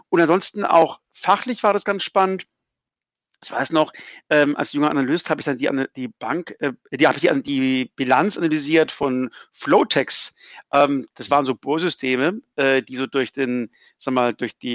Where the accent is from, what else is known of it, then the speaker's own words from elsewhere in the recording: Hamburg, Germany; Aber als Hamburger war man ein bisschen eingesperrt ein paar Monate